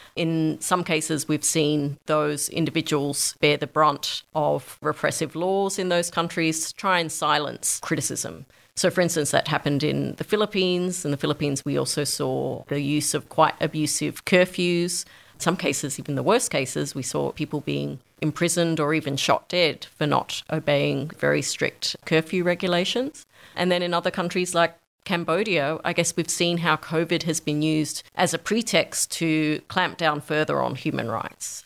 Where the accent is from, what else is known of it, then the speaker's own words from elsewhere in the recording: Australia; moved away as an adult; also born or lived in New York; I moved from New York back to Australia to set up the Australia office